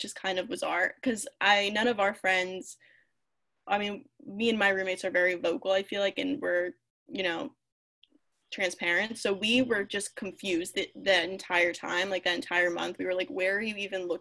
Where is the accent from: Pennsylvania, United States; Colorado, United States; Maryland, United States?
Pennsylvania, United States; Philadelphia; I'm literally from Philadelphia